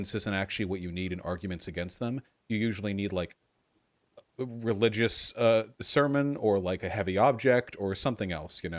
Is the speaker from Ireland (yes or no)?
no; United States; I'm American